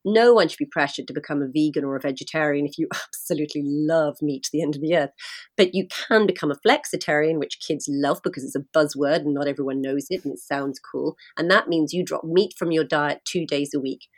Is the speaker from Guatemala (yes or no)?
no; London, United Kingdom; now in Ireland; I'm from London